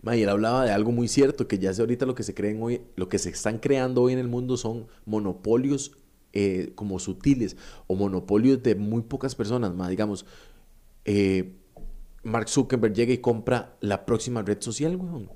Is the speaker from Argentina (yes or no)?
no; Costa Rica; nosotros como sociedad costarricense